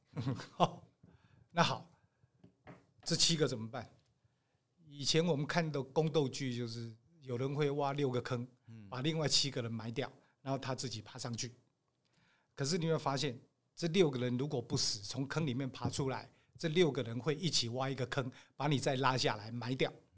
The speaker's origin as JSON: {"language": "Chinese", "country": "Taiwan", "said": "我台湾人啊，嗯。传统的那个类似道，像佛又不像道的那种"}